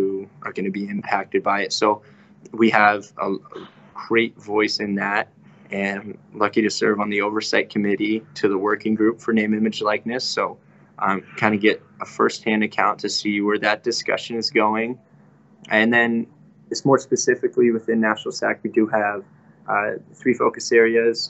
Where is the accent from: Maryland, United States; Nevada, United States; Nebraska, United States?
Nebraska, United States; Lincoln; growing up, I grew up here in Lincoln, Nebraska